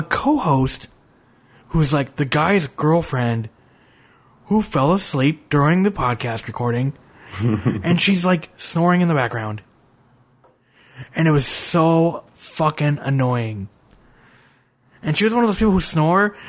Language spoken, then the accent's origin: English; Minneapolis, Minnesota, United States; now in North Carolina, United States; I'm from Minneapolis originally.